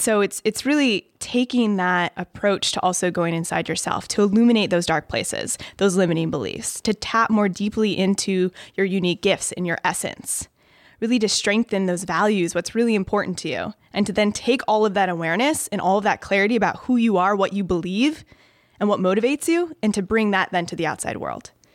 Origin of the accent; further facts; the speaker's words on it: Chicago, Illinois, United States; also born or lived in Ohio; I'm from Chicago. Grew up in the suburbs. lived there until I went to college in Ohio